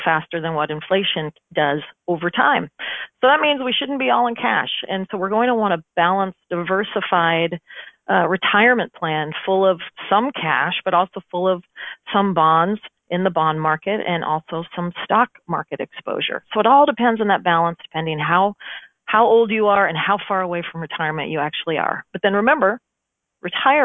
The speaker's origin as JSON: {"language": "English", "town": "Omaha", "region": "Nebraska", "country": "United States", "said": "I'm from Omaha, Nebraska"}